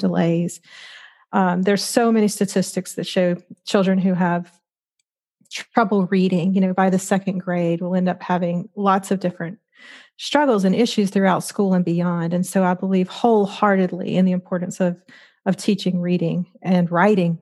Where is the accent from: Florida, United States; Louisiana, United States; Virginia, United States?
Louisiana, United States; I grew up very embedded in the Southern Baptist Church in Louisiana